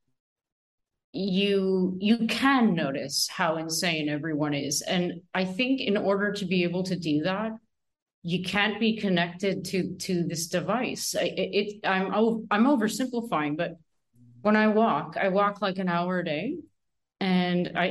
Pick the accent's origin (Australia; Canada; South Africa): Canada; Northern Ontario; I was raised in Northern Ontario myself